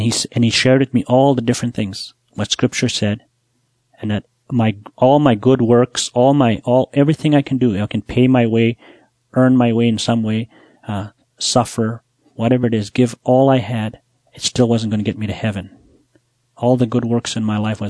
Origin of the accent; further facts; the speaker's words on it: Buffalo Narrows, Saskatchewan, Canada; I'm from Buffalo Narrows. I was born there. I grew up there